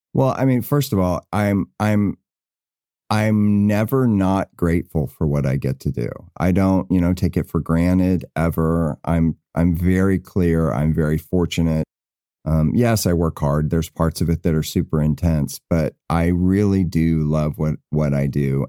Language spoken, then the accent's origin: English; the South, United States; moved away; I came from the South